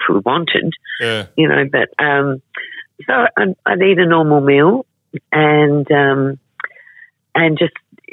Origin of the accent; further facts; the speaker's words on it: Adelaide, South Australia, Australia; I was born in Adelaide